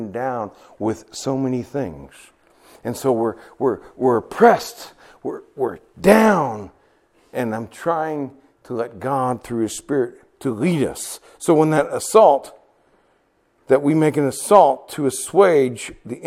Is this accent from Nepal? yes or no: yes; Nepal; moved away; I'm from Nepal, the highest mountains in the world